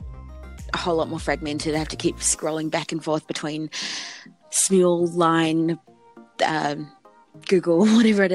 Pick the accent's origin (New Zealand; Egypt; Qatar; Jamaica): New Zealand; I'm from New Zealand